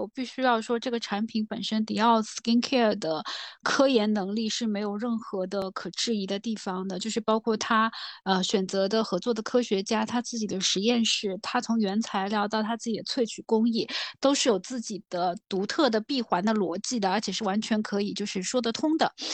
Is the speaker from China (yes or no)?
yes; China; 我们中国人的用香习惯没有那么地频繁